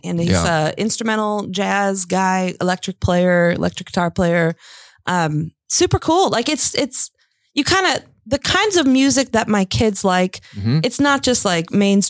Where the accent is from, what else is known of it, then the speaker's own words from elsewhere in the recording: Chicago, Illinois, United States; now in Indiana, United States; We're all from Chicago